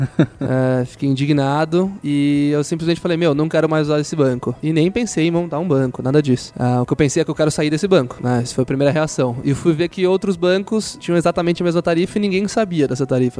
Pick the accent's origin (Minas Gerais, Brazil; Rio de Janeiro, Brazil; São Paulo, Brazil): São Paulo, Brazil; Guarujá; eu tive uma loja de biquíni no Guarujá, eu sou do Guarujá